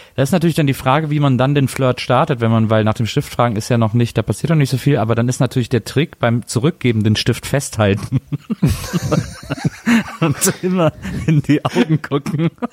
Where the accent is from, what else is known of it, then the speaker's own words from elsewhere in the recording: Wesseling, North Rhine-Westphalia, Germany; bei uns äh, in Wesseling gab's den Kliegel, das war äh, ein Kiosk